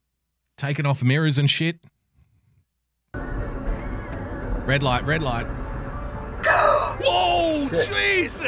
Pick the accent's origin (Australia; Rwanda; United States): Australia; I love being an Australian